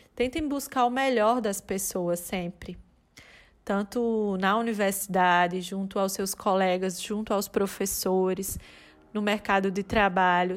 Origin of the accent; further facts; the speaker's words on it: Campina Grande, Paraíba, Brazil; moved away as an adult; also born or lived in Brasília / Recife; now in Maringá, Brazil; Eu trabalhava no hospital universitário da minha cidade natal, de Campina Grande.